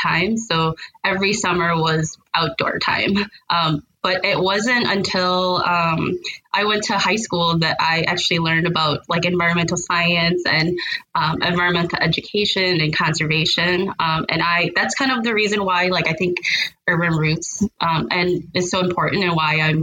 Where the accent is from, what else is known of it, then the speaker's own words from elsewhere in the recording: St. Paul, Minnesota, United States; I was born and raised here in St. Paul.